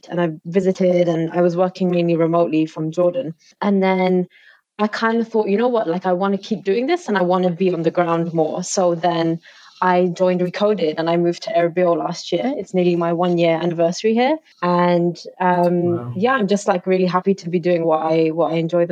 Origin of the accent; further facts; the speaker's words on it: London, United Kingdom; So I am an East Londoner at heart, just like yourselves. And I was born and raised in London